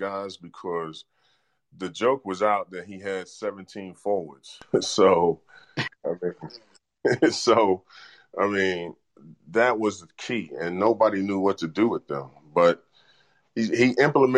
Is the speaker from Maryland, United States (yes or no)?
no; New York, United States; moved away; also born or lived in Seattle; New York, I'm a New Yorker